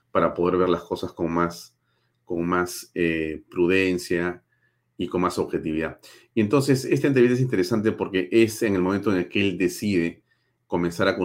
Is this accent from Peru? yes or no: yes; Peru; en mi calidad de alcalde del Distrito de San Isidro y como ciudadano peruano